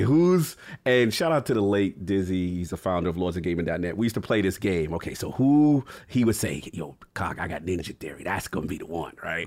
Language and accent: English; New York City, New York, United States; I'm from New York City